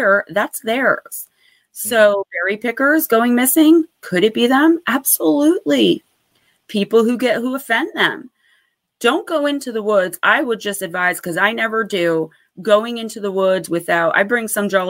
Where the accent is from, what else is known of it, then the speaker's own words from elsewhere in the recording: Paterson, New Jersey, United States; Lambert Castle, which is in my hometown of Paterson, New Jersey